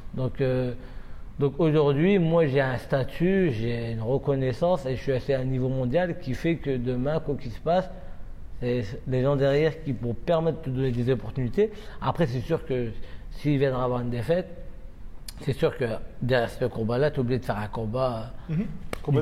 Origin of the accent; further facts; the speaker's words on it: France; je suis né en France, j'ai été élevé ici et ma formation a été faite ici.